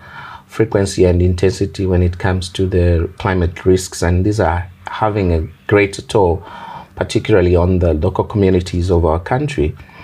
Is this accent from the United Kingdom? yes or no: no; Zambia; I come from Zambia